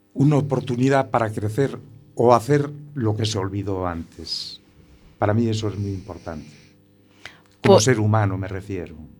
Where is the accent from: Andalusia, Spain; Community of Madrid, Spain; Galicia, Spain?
Galicia, Spain; Muros; allí en un pueblo pequeño que soy de, que soy de Muros